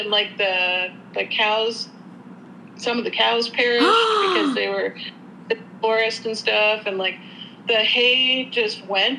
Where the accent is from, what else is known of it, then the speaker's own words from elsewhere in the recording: Canada; I'm Canadian